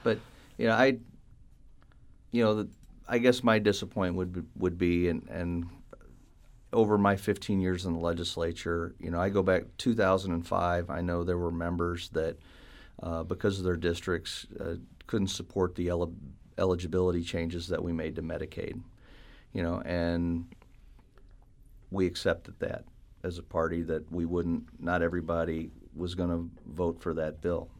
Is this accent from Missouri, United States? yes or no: yes; St. Charles, Missouri, United States; I was born and raised in Saint Charles